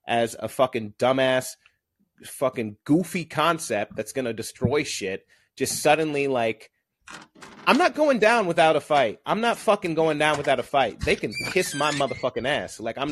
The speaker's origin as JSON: {"language": "English", "region": "Southern Illinois", "country": "United States", "said": "I'm from Southern Illinois."}